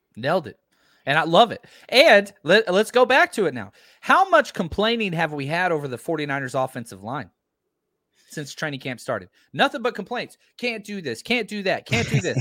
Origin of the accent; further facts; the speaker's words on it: Texas, United States; I'm from Texa-, Texas